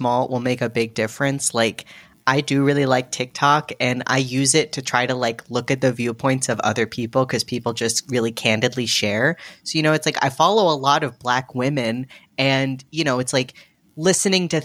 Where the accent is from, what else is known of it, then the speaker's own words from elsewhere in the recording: United States; an American who's lived here forever